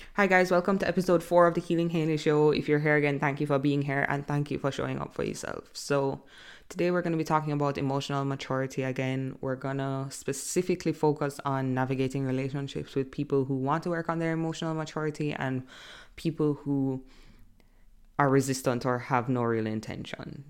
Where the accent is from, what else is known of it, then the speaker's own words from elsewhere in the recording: Jamaica; I'm from Jamaica